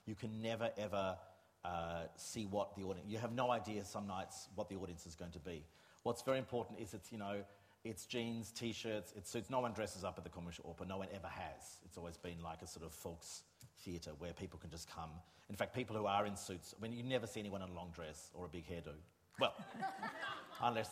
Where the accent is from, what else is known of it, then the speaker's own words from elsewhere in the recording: Australia; moved away as an adult; now in Germany; I am constantly being referred to in Germany as Australian.